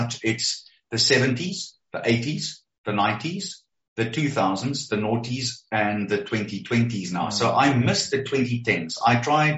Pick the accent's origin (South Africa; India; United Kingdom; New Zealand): South Africa; Springs, Gauteng; I was 14 years old when I delivered the Springs Advertiser